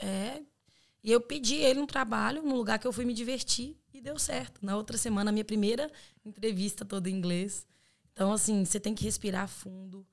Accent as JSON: {"language": "Portuguese", "town": "Belo Horizonte", "region": "Minas Gerais", "country": "Brazil", "moved": "as an adult", "lives_now": "Ireland", "said": "sou de BH, Minas Gerais"}